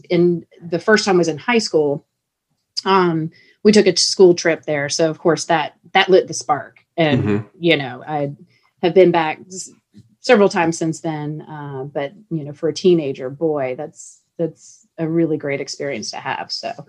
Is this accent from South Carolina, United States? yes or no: yes; Hilton Head Island, South Carolina, United States; moved away; I'm from Hilton Head Island, South Carolina, and I very much miss being at the beach.